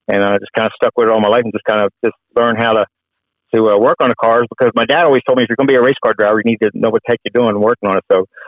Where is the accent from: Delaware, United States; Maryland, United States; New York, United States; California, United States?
Delaware, United States; I grew up in Delaware.